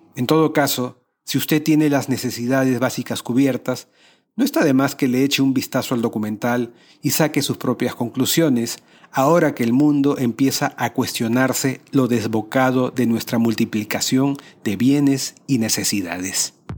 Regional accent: Peru; En países latinoamericanos como el mío

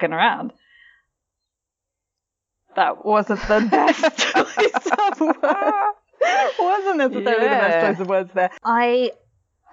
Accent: England, United Kingdom; we're English

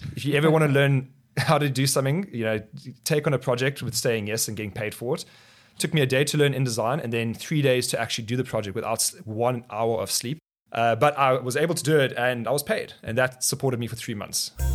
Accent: Botswana; also born or lived in South Africa; now in Cape Town, South Africa; I grew up in Botswana. My parents, uh, moved to Botswana when we, when I was two years old

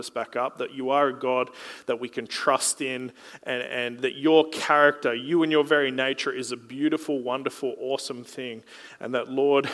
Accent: Gold Coast, Queensland, Australia; I was from the Gold Coast.

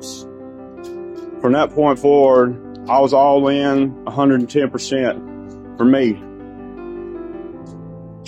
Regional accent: Bryson City, North Carolina, United States; I'm from Bryson City, North Carolina.

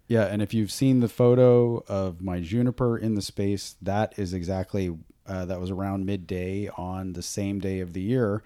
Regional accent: Boonville, California, United States; I grew up in Booneville, California, way out in the middle of nowhere.

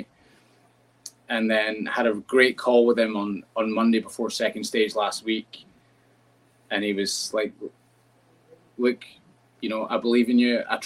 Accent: United Kingdom; now in United States; being a Brit and not growing up with baseball

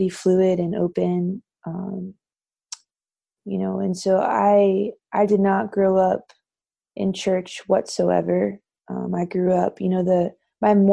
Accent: Thousand Oaks, California, United States; I grew up in Southern California in a suburb called Thousand Oaks

